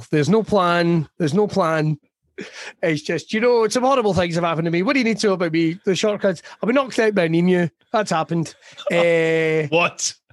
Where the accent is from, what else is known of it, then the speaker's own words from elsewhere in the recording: Scotland, United Kingdom; now in Canada; You go, I'm from Ayrshire.